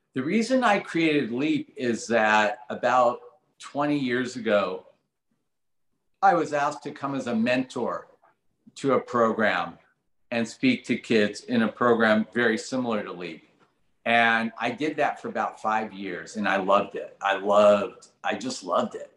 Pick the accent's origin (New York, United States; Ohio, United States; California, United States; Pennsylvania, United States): California, United States; Los Angeles; I grew up in Granada Hills